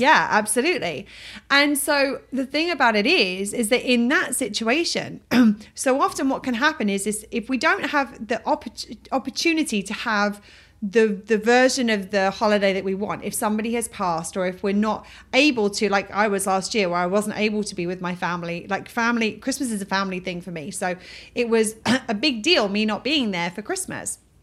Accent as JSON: {"language": "English", "region": "England", "country": "United Kingdom", "moved": "yes", "said": "I'm from England"}